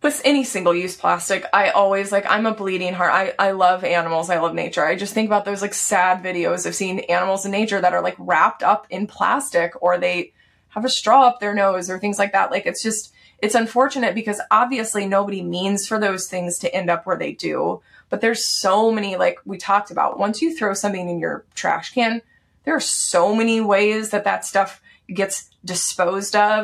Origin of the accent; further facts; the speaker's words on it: Texas, United States; I grew up in Texas.